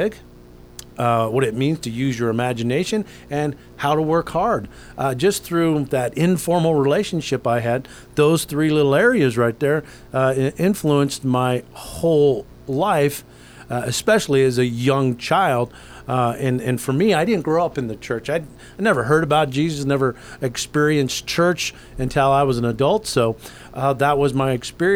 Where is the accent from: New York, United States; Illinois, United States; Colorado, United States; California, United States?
California, United States; Anaheim; I was born in Anaheim, California